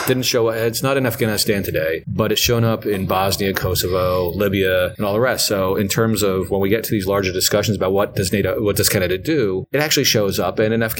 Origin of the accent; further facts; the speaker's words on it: United States; I'm an American.